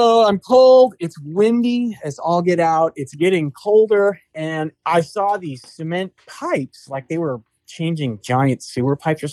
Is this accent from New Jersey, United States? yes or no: no; San Jose, California, United States; So I grew up in San Jose, California, same town as you, Tina